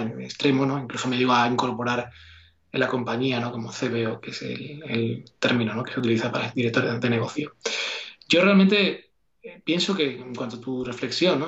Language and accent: Spanish; Mairena del Alcor, Andalusia, Spain; Aquí en, Sevilla, en del Alcor, como decía, es mi pueblo natal